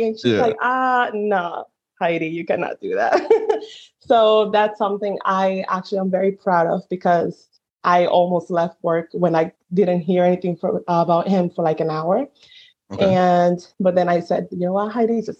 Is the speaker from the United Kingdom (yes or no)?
no; Dominican Republic; now in Trenton, United States; I am originally from the Dominican Republic